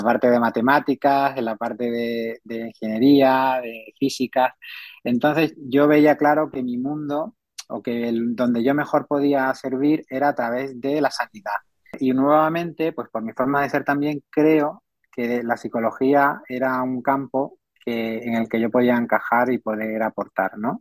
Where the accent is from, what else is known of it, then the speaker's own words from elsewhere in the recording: San Fernando, Andalusia, Spain; also born or lived in Seville; yo soy un, sevillano de nacimiento, pero criado en, San Fernando y toda mi familia procede de San Fernando, en Cádiz.